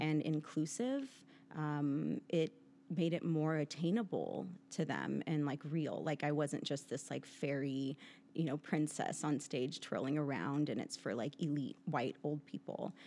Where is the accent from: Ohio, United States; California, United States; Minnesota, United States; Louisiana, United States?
California, United States; San Pedro; also born or lived in Kansas City, Missouri; the local ballet school in San Pedro, California, where I grew up